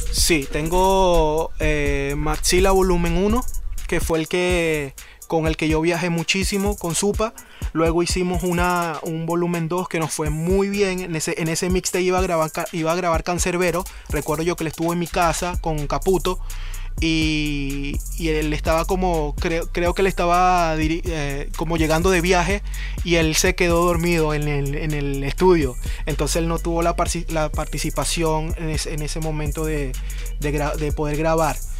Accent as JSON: {"language": "Spanish", "country": "Venezuela", "tie": "born or raised there", "said": "yo en Venezuela, con mi crianza"}